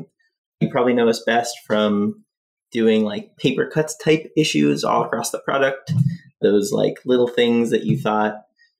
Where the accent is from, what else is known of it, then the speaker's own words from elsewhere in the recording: Montreal, Quebec, Canada; moved away as an adult; now in Toronto, Canada; I'm actually from Montreal and I moved here like 7 years ago.